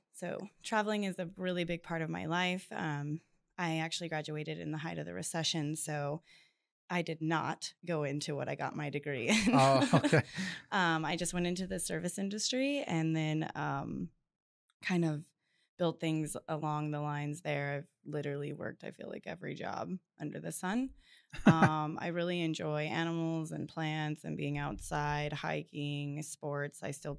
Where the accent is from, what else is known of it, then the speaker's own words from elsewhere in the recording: Bakersfield, California, United States; I'm 33, almost 34. I was born and raised here in Bakersfield.